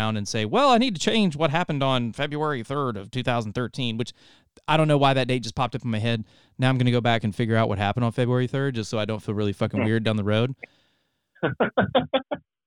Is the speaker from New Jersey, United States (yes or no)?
no; North Carolina, United States; moved away as an adult; also born or lived in Ohio; I was born in Ohio, moved down to North Carolina when I was young. I was raised there